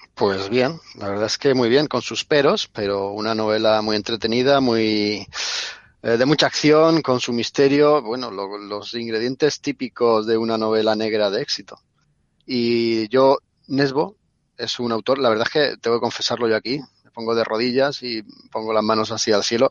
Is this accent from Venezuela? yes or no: no; Spain; somos los españoles